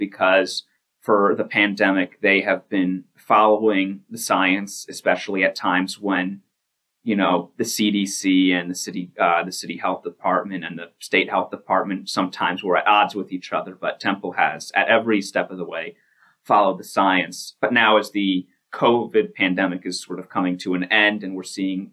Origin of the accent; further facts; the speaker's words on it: Bristol, Pennsylvania, United States; I am from Bristol Borough